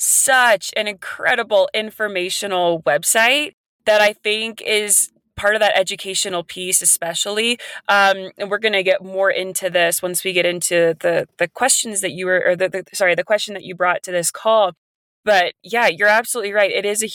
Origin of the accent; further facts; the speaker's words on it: West Virginia, United States; now in Colorado, United States; I came from West Virginia out to Colorado